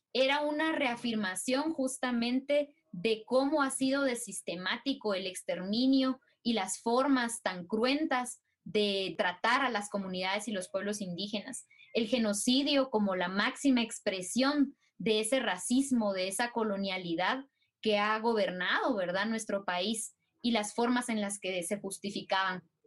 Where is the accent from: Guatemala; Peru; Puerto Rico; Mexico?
Guatemala; Totonicapán; Totonicapán, que es mi pueblo en donde vivo y en donde me encuentro